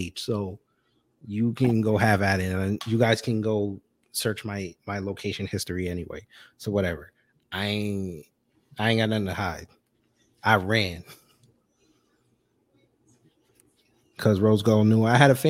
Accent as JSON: {"language": "English", "region": "New York", "country": "United States", "said": "I'm a New Yorker"}